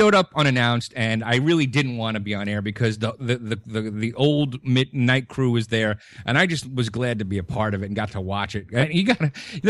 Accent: New York City, New York, United States; growing up in Brooklyn, and I'm 45 years old

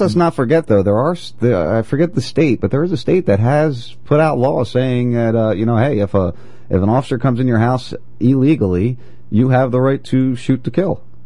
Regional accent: New Jersey, United States; I've been friends with cops all my life, growing up in Jersey

